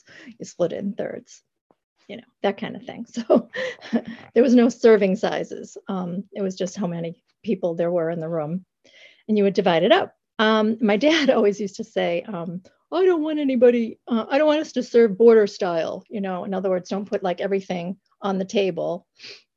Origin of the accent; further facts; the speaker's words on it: the Berkshires, Massachusetts, United States; I am from the Berkshires of Massachusetts